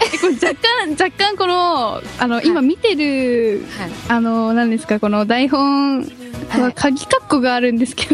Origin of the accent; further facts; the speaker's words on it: Tokyo, Japan; also born or lived in Hokkaido; 生まれたのは北海道なんだけどそれからもうすぐに東京来たからもう東京生まれって感じ